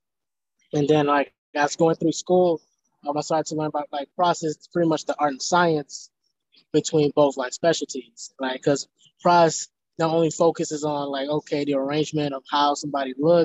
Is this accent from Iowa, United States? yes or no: no; Houston, Texas, United States; I'm from Houston, Texas.